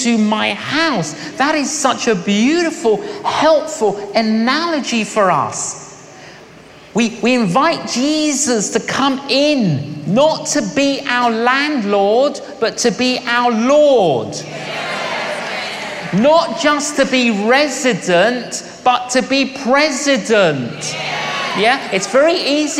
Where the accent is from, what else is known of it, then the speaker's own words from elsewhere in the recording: London, United Kingdom; when I was growing up in London, I was an agnostic